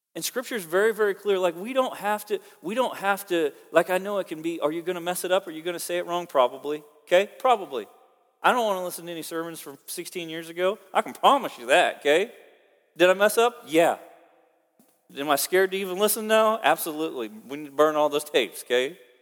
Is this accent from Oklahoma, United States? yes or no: yes; Oklahoma, United States; now in Kansas, United States; I'm from Oklahoma